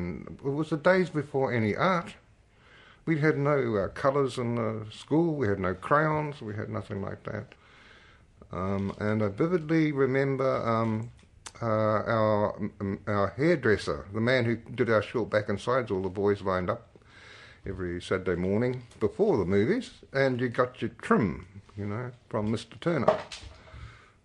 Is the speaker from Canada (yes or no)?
no; Martinborough, Wellington, New Zealand; I grew up in Martinborough, which is now a sort of famous wine town in the southern Wairarapa